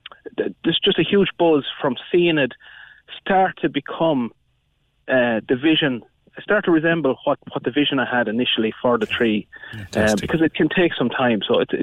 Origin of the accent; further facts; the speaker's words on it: County Offaly, Ireland; I'm originally from County Offaly